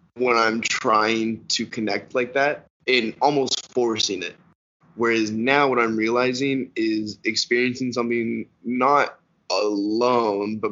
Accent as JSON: {"language": "English", "country": "Canada", "said": "being Canadian."}